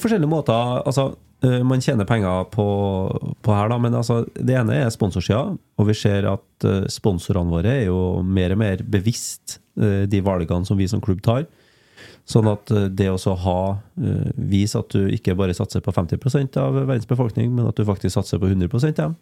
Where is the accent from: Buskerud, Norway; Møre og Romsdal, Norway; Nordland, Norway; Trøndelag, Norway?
Trøndelag, Norway; Krokstadøra; Krokstadøra, ja. Det er det der jeg kommer fra